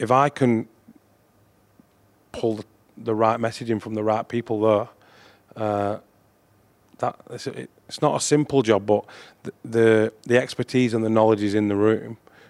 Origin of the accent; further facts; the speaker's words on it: Wigan, North West England, United Kingdom; I think just growing up in Wigan at the time when I did, you don't think of it being any different.